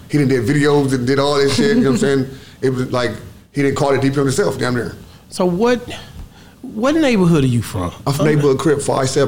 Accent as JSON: {"language": "English", "town": "Los Angeles", "region": "California", "country": "United States", "tie": "born or raised there", "said": "Yep. South Central."}